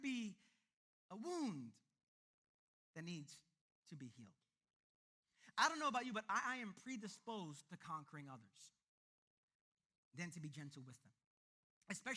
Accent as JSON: {"language": "English", "town": "New York City", "region": "New York", "country": "United States", "tie": "born or raised there", "said": "I was born and raised in the East New York part of this city, the East New York, Brooklyn part"}